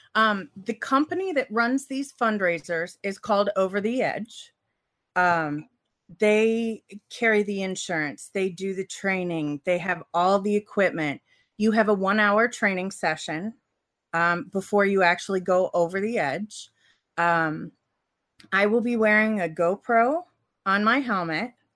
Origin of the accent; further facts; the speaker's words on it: Cincinnati, Ohio, United States; I grew up in Cincinnati.